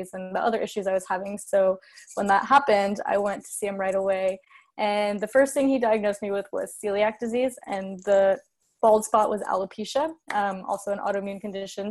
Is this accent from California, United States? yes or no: yes; California, United States; I'm from California, lived on the West Coast my whole life